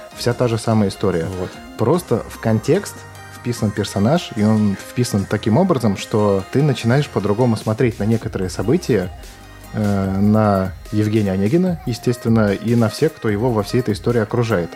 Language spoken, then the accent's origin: Russian; Saint Petersburg, Russia; я являюсь коренным жителем Петербурга